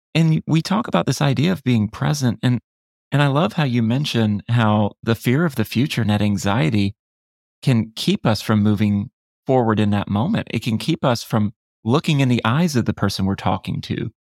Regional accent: Florida, United States; I grew up in Florida.

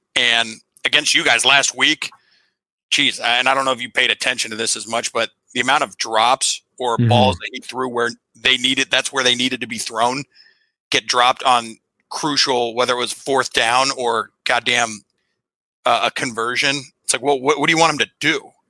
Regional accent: Columbus, Ohio, United States; I grew up in Columbus.

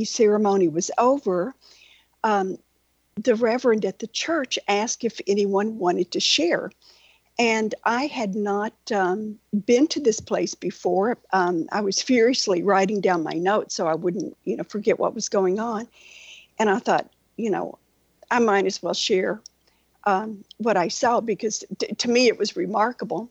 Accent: Western Kentucky, United States; now in Naples, Florida, United States; I grew up in Western Kentucky

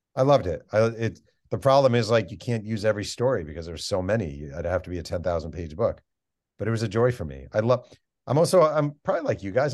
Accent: New York, United States; I'm a kid from New York

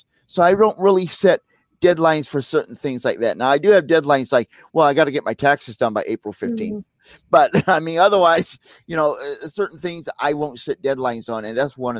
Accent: St. Louis, Missouri, United States; moved away; I'm from St. Louis originally

